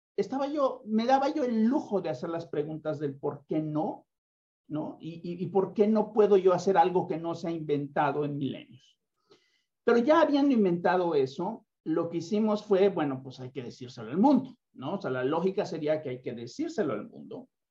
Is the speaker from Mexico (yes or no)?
yes; Mexico; soy mexicano